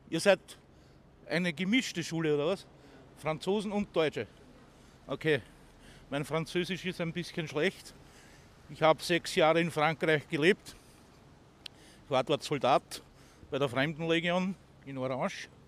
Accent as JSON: {"language": "German", "country": "Austria", "accent": "Austrian", "said": "Es kann vorkommen, dass mein wunderschöner österreichischer Dialekt mit mir durchgeht"}